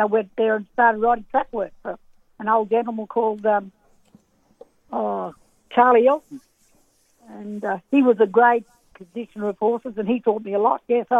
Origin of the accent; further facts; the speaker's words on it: Bombala, New South Wales, Australia; Oh, look, it was tough, mate. It was back, you know, I was only born in 45, so we did it pretty hard. Our father and all them were shearers as well